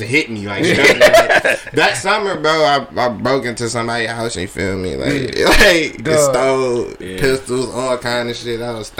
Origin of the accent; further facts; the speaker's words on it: Detroit, Michigan, United States; I'm from Fenkell, man.